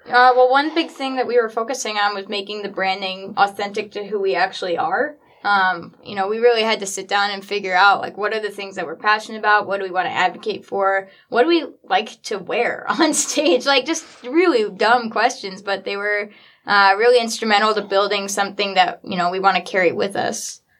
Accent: Traverse City, Michigan, United States; born or raised there; also born or lived in Nashville, Tennessee

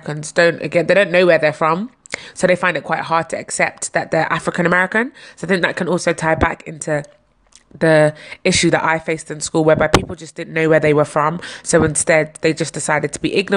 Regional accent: London, United Kingdom; also born or lived in Nigeria; I'm Nigerian from West London, around the Notting Hill area to be more specific.

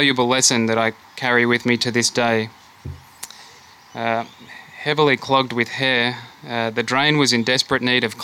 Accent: Australia; also born or lived in Germany / Melbourne, Australia; As an Australian

